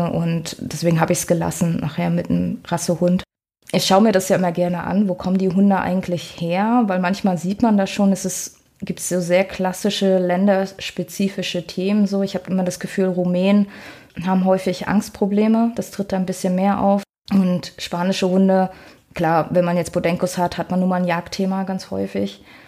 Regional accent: Rostock, Mecklenburg-Vorpommern, Germany; moved away as an adult; also born or lived in Graal-Müritz / Mexico / Ruhr area; Ich komme aus Rostock, also so richtig aus dem Norden

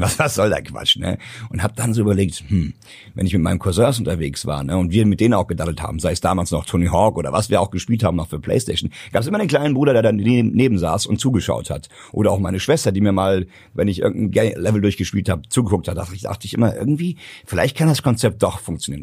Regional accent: Hesse, Germany; bei uns in Hessen

